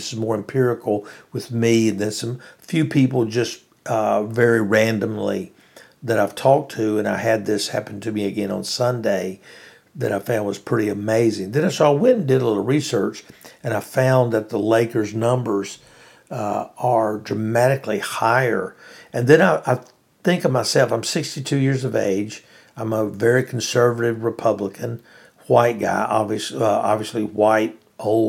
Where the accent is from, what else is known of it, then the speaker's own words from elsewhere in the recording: Louisiana, United States; I'm from Louisiana